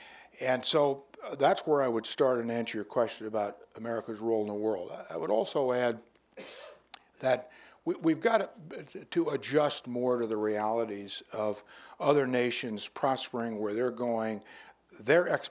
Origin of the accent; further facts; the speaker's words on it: United States; as an American who has great pride in his country